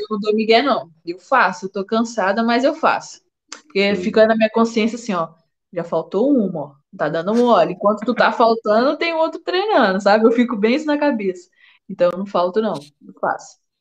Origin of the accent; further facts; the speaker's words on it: Vila Velha, Espírito Santo, Brazil; lá na minha cidade, em Vila Velha